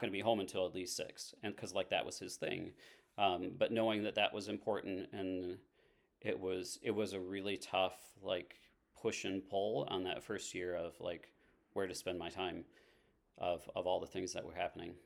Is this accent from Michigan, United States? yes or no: yes; Haslett, Michigan, United States; also born or lived in Sturgis, Michigan; now in East Lansing, United States; I grew up in Hazlitt, so this is, like, ba-, back in my roots.